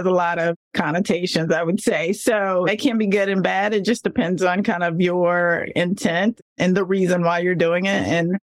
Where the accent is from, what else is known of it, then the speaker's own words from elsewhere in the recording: North Carolina, United States; Sometimes people, when I say I'm from North Carolina, and then people say, you don't sound like you're from North Carolina.